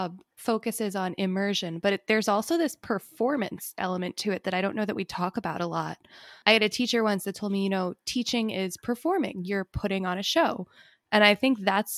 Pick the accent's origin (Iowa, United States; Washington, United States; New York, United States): New York, United States; Long Island; I went to school on Long Island